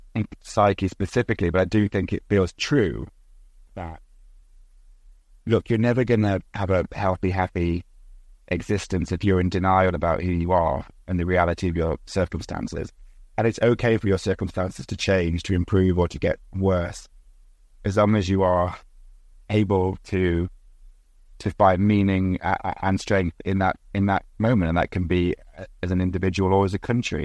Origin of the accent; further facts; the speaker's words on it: United Kingdom; set in my hometown, a former mining village.